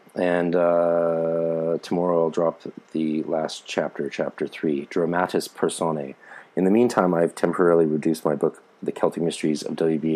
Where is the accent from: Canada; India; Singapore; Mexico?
Canada; accent: Canadian; also born or lived in Belfast, Northern Ireland / Aran Islands, Ireland; make sure my Canadian accent stayed Canadian